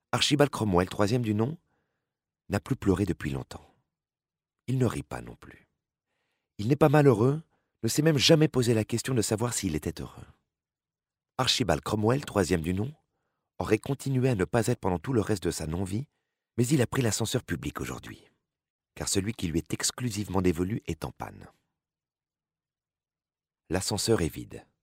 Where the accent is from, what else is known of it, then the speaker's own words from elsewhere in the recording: Nancy, Grand Est, France; moved away as an adult; Je suis née à Nancy et j'ai vécu en Lorraine durant les 30 premières années de ma vie. Devenue bretonne par amour en 2002